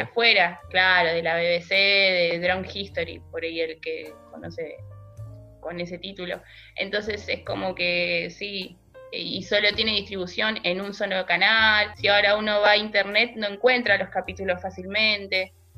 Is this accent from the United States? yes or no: no; Quilmes, Buenos Aires Province, Argentina; los que somos oriundos de, de Quilmes